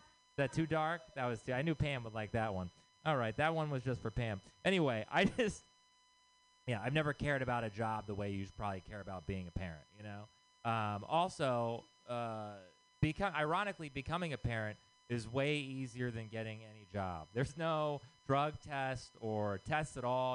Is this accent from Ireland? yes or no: no; Texas, United States; moved away; I'm from Texas